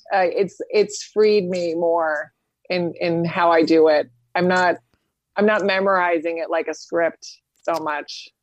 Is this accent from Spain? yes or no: yes; Spain; moved away; I grew up in Spain, um, as a kid